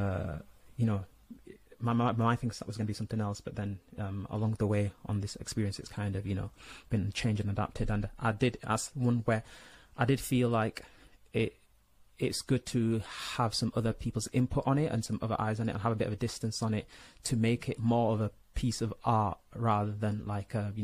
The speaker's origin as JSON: {"language": "English", "town": "Leeds", "region": "Yorkshire and the Humber", "country": "United Kingdom", "tie": "born or raised there", "also_born_or_lived": "Nigeria / Saudi Arabia", "said": "being born in Nigeria, growing up in Saudi, and then, you know, mainly growing up in, you know, Leeds, West Yorkshire"}